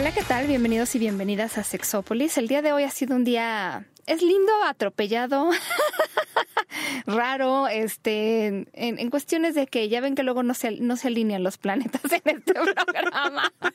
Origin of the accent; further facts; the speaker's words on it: Mexico; donde vivimos, nuestra querida México, que fue donde yo nací